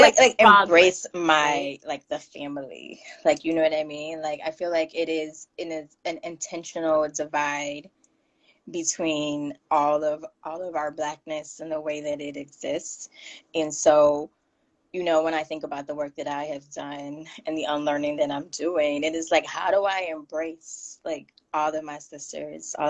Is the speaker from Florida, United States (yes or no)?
yes; Miami, Florida, United States; now in Connecticut, United States; I grew up in Miami